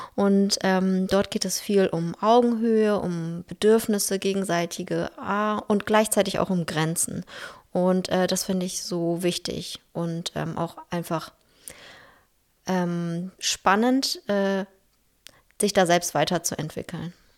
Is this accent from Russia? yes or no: yes; Russia; now in Ganderkesee, Germany; ich bin in Russland geboren und aufgewachsen